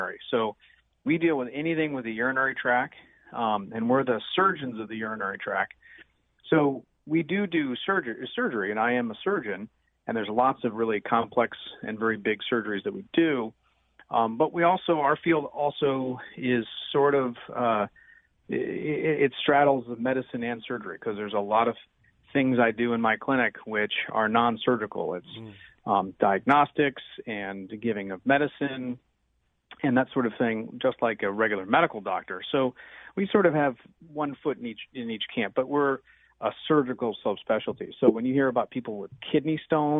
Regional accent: Munster, Indiana, United States; also born or lived in Gary, Indiana / New York City / Maywood, Illinois; I was actually born in Gary, was raised in Munster, Indiana, so I'm kind of a what we call a region rat.

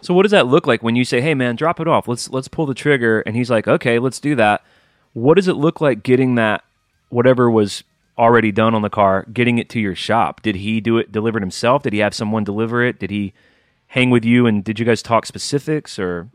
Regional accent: Alabama, United States; growing up in Alabama

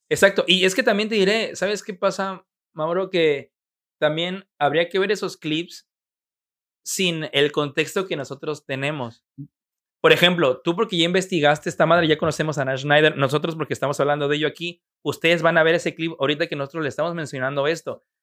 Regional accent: Mexico; como un mexicano

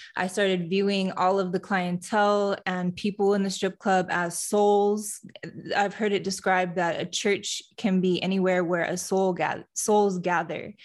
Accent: Fenton, Michigan, United States; moved away; also born or lived in Houston; My hometown is in Fenton, Michigan, which is a suburb of Flint, Michigan

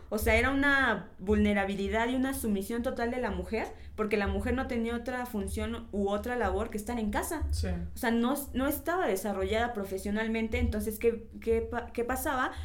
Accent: Mexico; Como mexicanos

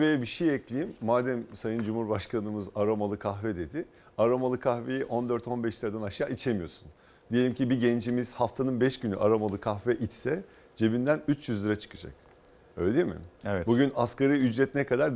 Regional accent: İzmir, Turkey; ben İzmirliyim.

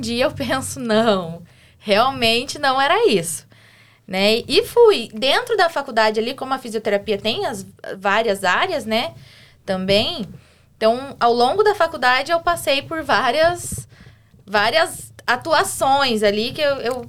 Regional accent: Curitiba, Paraná, Brazil; also born or lived in Santo Antônio da Platina / Siqueira Campos; Depois meus pais se separaram e fui para Curitiba. É, é, desde então, fiquei lá, me formei.

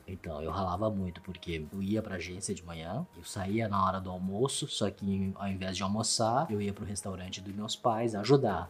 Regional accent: Porto Alegre, Rio Grande do Sul, Brazil; Portuguese is a second language; moved away as an adult; also born or lived in Taipei, Taiwan; now in São Paulo, Brazil; A gente foi, a gente foi pra Porto Alegre minha infância toda, adolescência toda foi em Porto Alegre

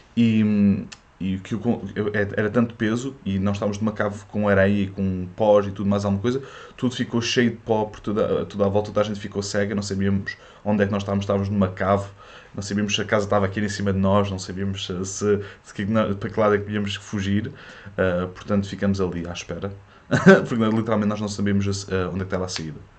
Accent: Portugal; first language French; Portuguese is a second language; also born or lived in France; os meus pais eram imigrantes em França e, e eu fiquei. Eu, a minha primeira língua foi francês e eles voltaram para Portugal uh, quando eu tinha 7 anos

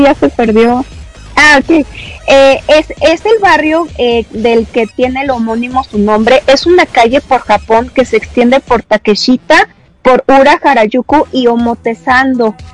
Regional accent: Mexico; me di a conocer eh, tanto en mi país

